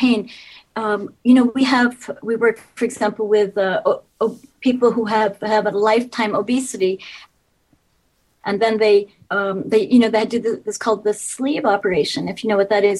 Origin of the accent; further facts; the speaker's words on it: United States; moved away as an adult; also born or lived in Richmond, Indiana; now in Sweden; in the U.S. So I grew up in the U.S.